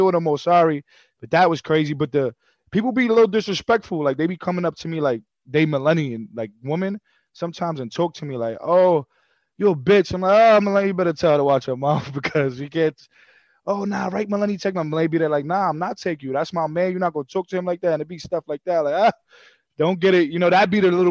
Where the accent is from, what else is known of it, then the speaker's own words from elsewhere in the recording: New York City, New York, United States; also born or lived in Queens, New York / New Jersey; I'm from Brooklyn and Queens